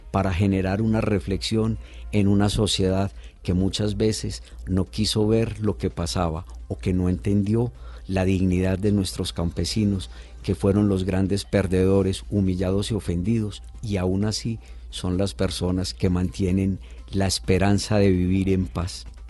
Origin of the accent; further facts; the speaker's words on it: Antioquia, Colombia; Yo vengo de una región de Antioquia. Eh, en Antioquia somos mucho vinistas y creemos que Antioquia es lo mejor